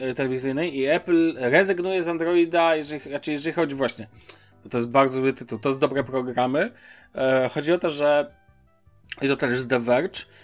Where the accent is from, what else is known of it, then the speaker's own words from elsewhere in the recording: Poland; moved away as an adult; now in Germany; wyjechałem z Polski